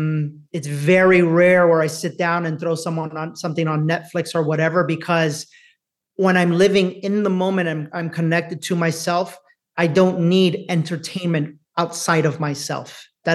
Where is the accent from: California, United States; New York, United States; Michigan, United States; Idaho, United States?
New York, United States; Bronx; to think poor me because I'm a Latino, to think poor me because I grew up in the Bronx, to think poor me because I'm a woman